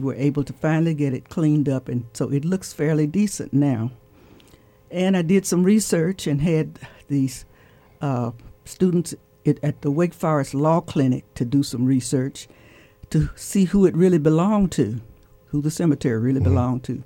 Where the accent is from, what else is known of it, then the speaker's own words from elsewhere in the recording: Winston-Salem, North Carolina, United States; also born or lived in Sedalia, North Carolina / Greensboro, North Carolina / Bloomington, Indiana; I grew up in East Winston